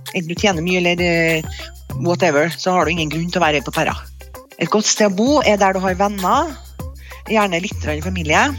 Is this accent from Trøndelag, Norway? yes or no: yes; Trondheim, Trøndelag, Norway; Og så har jeg havna i Trondheim da jeg var tre år. Og jeg føler at jeg kommer fra Trondheim